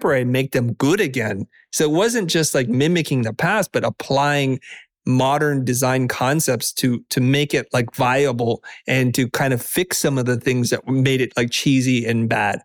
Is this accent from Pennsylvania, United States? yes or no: no; Silicon Valley, California, United States; I grew up in the Valley, in Silicon Valley, as a first generation immigrant